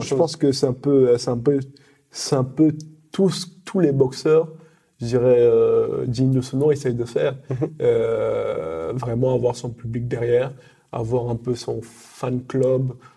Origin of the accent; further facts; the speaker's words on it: Cameroon; now in France; je suis français et derrière j'aimerais aussi représenter aussi mon pays natal euh, le Cameroun